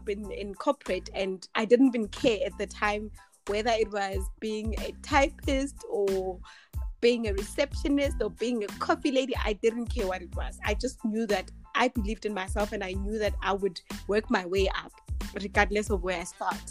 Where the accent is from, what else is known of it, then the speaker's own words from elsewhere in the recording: Tembisa, Gauteng, South Africa; also born or lived in Polokwane; now in Midrand, South Africa; I grew up in Tembisa. Currently stay in Midrand